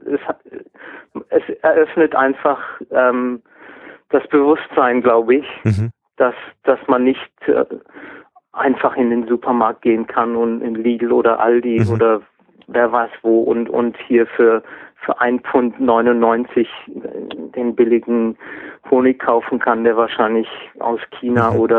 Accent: Baden-Württemberg, Germany; accent: Swabian; first language Swabian; also Schwäbisch ist, ist, ist meine

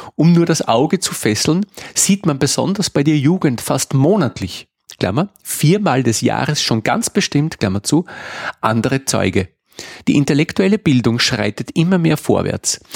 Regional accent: Innviertel, Upper Austria, Austria; meine Heimat, das Innviertel

